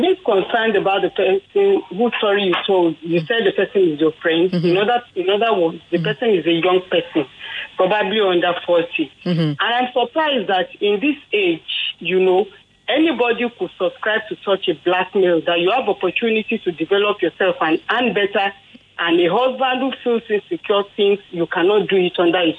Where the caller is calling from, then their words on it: Ikeja, Lagos, Nigeria; I'm calling from Ikeja.